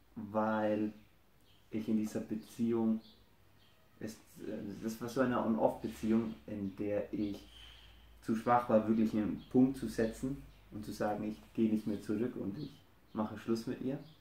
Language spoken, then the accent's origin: German; Franconia, Bavaria, Germany; ich komme aus Deutschland, bin geboren in Franken